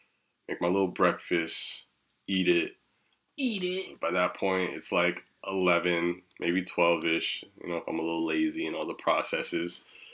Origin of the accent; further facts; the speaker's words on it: Kansas, United States; I'm not from Kansas City, but I am from Kansas, and there's nothing really going on.